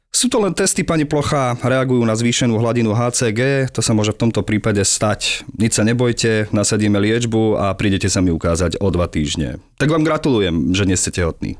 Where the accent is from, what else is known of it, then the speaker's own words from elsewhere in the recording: Zvolenská Slatina, Banská Bystrica Region, Slovakia; ja som zo Zvolenskej Slatiny, ani nie, že zo z mesta. Čiže Dedničan sa ocitol v hlavnom meste